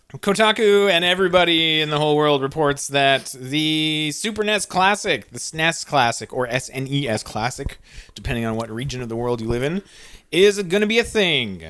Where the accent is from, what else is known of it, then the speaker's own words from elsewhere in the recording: Canada; as a Canadian